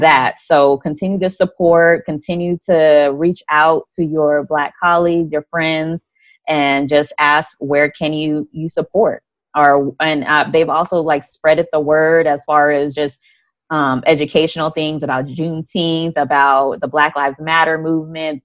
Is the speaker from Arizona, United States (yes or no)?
yes; Arizona, United States; I'm from Arizona